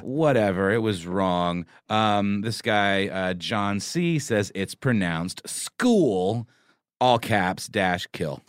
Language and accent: English; Georgia, United States; I am from Georgia